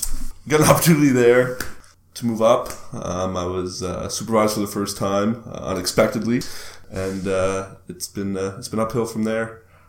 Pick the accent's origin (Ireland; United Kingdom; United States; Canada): Canada; Moncton, New Brunswick; I grew up in Moncton, New Brunswick.